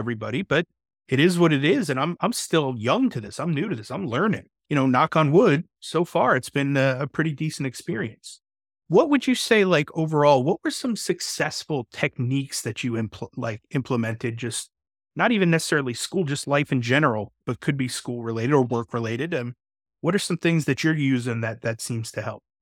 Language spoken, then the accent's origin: English; New York, United States; I'm from New York